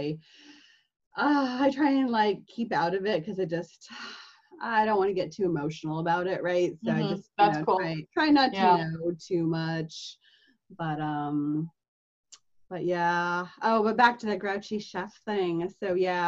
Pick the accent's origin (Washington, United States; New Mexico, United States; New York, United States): Washington, United States; Seattle; I'm from Seattle. I live in Seattle